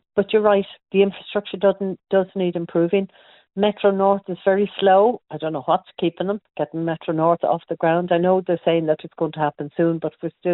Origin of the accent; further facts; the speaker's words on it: Ireland; as Irish people